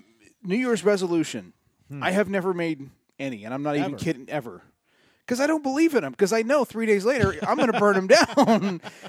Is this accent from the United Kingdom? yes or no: no; San Diego, California, United States; it's just such a San Diego thing to happen. When failure happens, it usually happens right in my hometown.